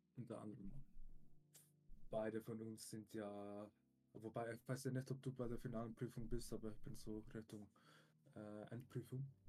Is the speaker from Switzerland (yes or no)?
yes; Switzerland; bei uns in der Schweiz